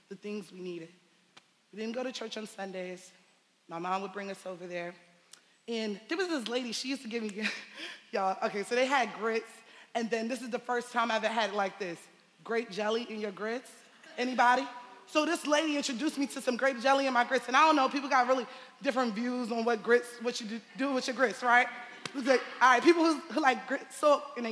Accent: New York City, New York, United States; I'm from Bed-Stuy

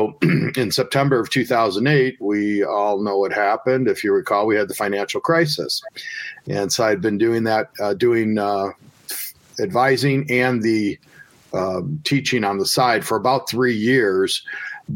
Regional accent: Chicagoland, Illinois, United States; a nice little place in my hometown that I used to go to when I was a kid

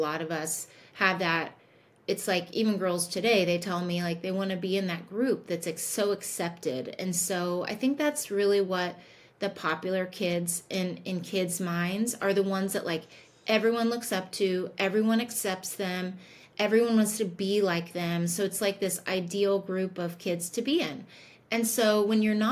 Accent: Indianapolis, Indiana, United States; I grew up in Indianapolis

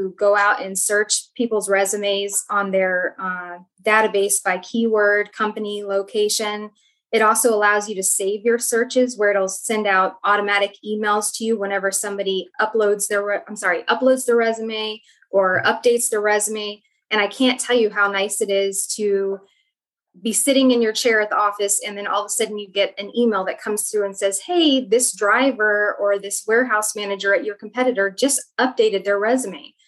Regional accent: Atlanta, Georgia, United States; moved away as an adult; also born or lived in Pacific Northwest; now in Portland, United States; I'm originally from Atlanta, Georgia

